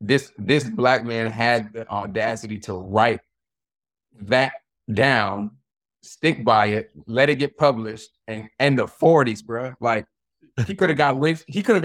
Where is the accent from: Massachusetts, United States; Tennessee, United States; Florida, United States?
Florida, United States; So, you know, I grew up in Florida. So, you know, black folk, we have like a certain culture in Florida.